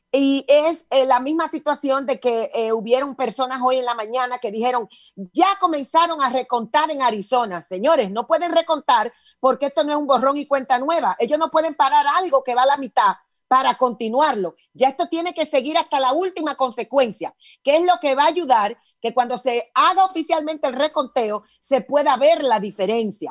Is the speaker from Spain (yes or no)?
no; Dominican Republic; En mi país, Dominicana, República Dominicana